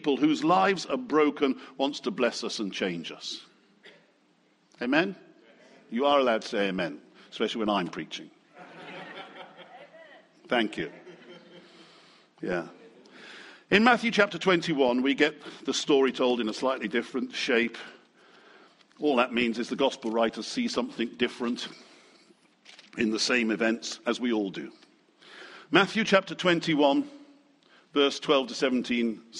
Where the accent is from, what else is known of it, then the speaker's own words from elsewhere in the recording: United Kingdom; I still think we're very British.